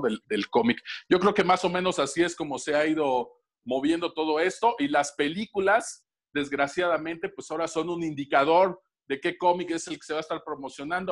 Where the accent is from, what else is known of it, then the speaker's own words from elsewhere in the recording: Tlaxcala, Mexico; cuando yo era niño me tocó la saga de Fénix Obscura o el traje negro de Spider-Man con las guerras secretas y la verdad era una odisea para mí en Tlaxcala completar eso